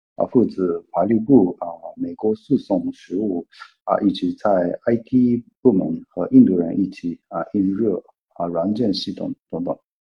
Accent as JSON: {"language": "Chinese", "country": "Japan", "second_language": "Chinese", "moved": "as an adult", "lives_now": "Shanghai, China", "said": "在日本的金融行业，会中文的日本人很少"}